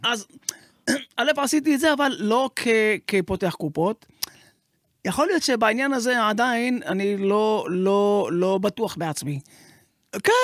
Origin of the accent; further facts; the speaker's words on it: Sderot, Southern District, Israel; אני נולדתי בשדרות